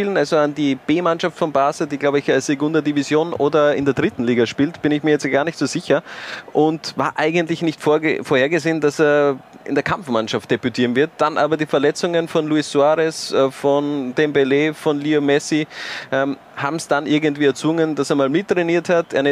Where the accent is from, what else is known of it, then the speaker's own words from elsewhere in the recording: Styria, Austria; Ich als Steirer verbinde natürlich viel, viel mit dem schönsten Bundesland Österreichs.